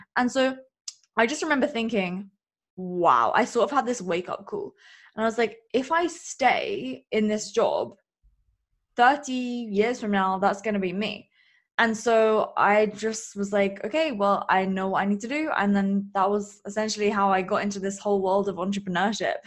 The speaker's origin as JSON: {"language": "English", "region": "England", "country": "United Kingdom", "said": "I am from England"}